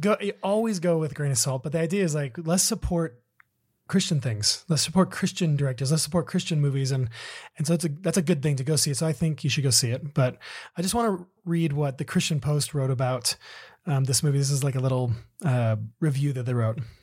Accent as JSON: {"language": "English", "region": "Southern California", "country": "United States", "tie": "born or raised there", "said": "we grew up in Southern California"}